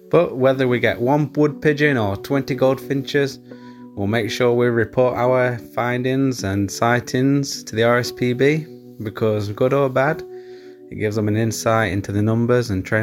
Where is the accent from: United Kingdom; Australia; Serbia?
United Kingdom; Nottinghamshire, East Midlands; I'm from Nottinghamshire.